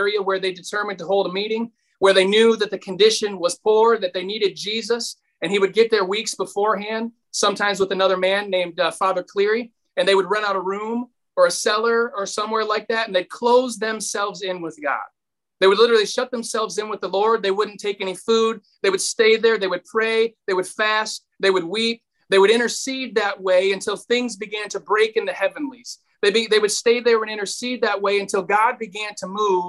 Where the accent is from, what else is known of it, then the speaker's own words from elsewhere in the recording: Kalamazoo, Michigan, United States; I'm from Kalamazoo, Michigan